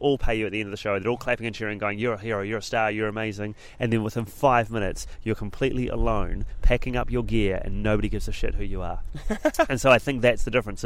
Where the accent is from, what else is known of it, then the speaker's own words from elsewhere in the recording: Christchurch, Canterbury, New Zealand; moved away as an adult; also born or lived in Auckland / London; moved away from Auckland, back to my hometown Christchurch